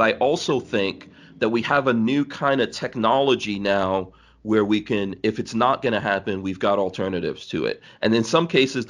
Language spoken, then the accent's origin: English; Guyana; born there; also born or lived in Nigeria; You know, I've lived in Nigeria. And like I said, I was born in Guyana.